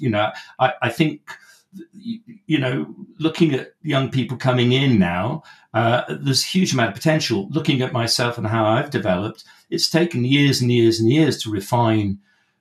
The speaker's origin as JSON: {"language": "English", "region": "West Wales", "country": "United Kingdom", "tie": "born or raised there", "said": "I grew up in West Wales"}